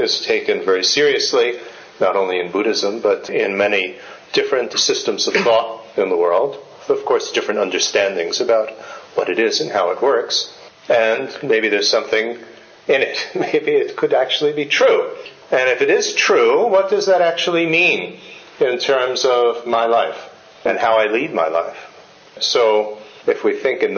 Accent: United States; moved away as an adult; also born or lived in India; I was born in the United States in a family that had absolutely zero interest in anything Asian.

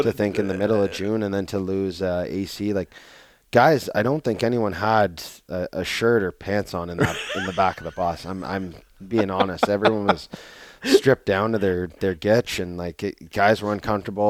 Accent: Canada; moved away; being Canadian

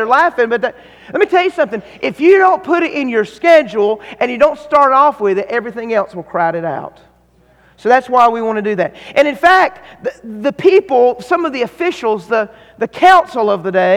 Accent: North Carolina, United States; I'm from North Carolina

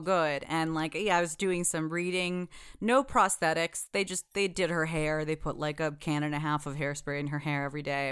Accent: United States; I was born in the United States

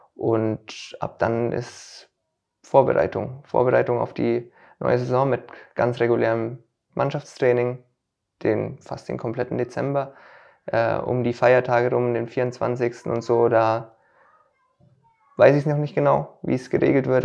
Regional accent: Stammbach, Bavaria, Germany; also born or lived in Münchberg; Ich wurde in Münchberg geboren und Stambach, Stambach, wo ist dann auch mein Familienhaus

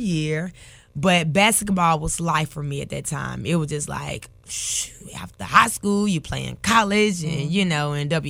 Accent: Memphis, Tennessee, United States; Oh, so Raleigh, Egypt.

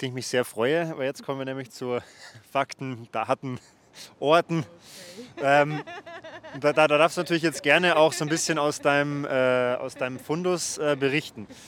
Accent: Ingolstadt, Bavaria, Germany; wenn ich jetzt sage, ich komme aus Ingolstadt, sagen immer die meisten Leute, ah ja, Audi.

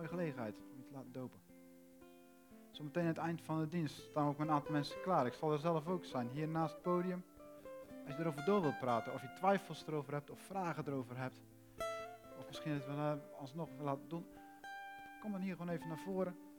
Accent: Netherlands; We zijn Nederlanders

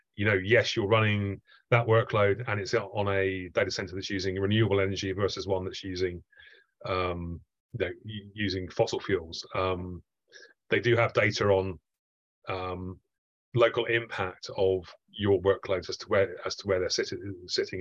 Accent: Southampton, South East England, United Kingdom; I grew up in Southampton

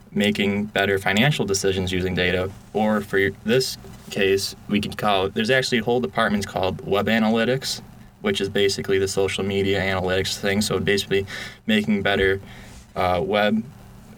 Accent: Syracuse, New York, United States; I was born and raised in Syracuse

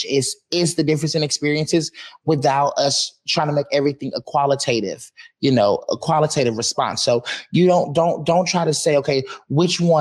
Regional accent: Montgomery, Alabama, United States; moved away as an adult; now in Seattle, United States; I'm from Montgomery, Alabama. My mama's house is in a town called Wetumpka.

